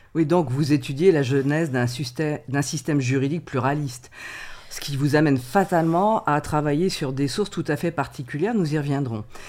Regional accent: France; nous sommes français

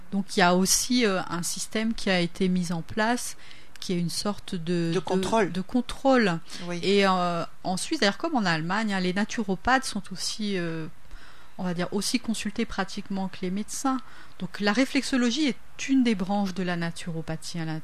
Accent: Le Tampon, Réunion; moved away as an adult; also born or lived in Metropolitan France / Switzerland; je suis réunionnaise de base on va dire. De quel coin de la Réunion De la plaine des Cafres. La plaine des euh, Cas. Et puis j'ai fait mes études au lycée du Tampon, etc. Donc je suis partie pour faire mes études.

